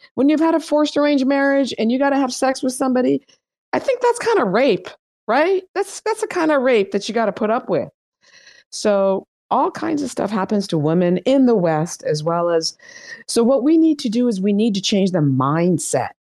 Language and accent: English; Iran; moved away; I am from Iran